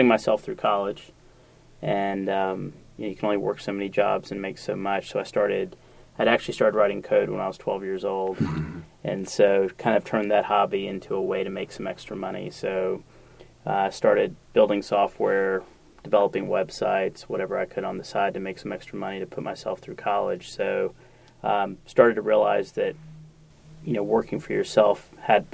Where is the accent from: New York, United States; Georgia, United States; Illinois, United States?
Georgia, United States; Atlanta; a guy that grew up here pre-Olympics, before the Olympics, I would travel internationally and say I'm from Atlanta